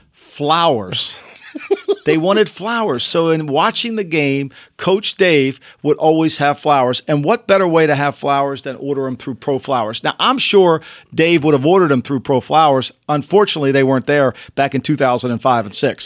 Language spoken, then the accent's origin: English; Atlantic City, New Jersey, United States; growing up in Atlantic City